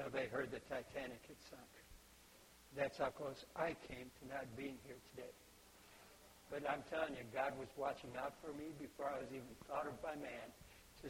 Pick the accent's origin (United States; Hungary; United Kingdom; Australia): Hungary; Budapest; I was born in Budapest, Hungary